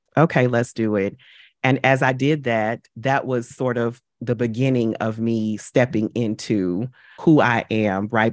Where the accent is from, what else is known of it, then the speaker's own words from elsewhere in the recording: St. Louis, Missouri, United States; moved away as an adult; now in New York, United States; I relocated from my hometown, from Saint Louis to New York